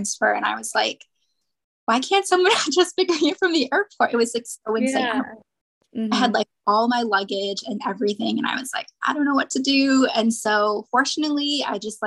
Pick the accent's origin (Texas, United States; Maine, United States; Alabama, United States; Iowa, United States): Maine, United States; moved away as an adult; also born or lived in Cambodia / China; Like I grew up in Maine. I grew up in a really small town.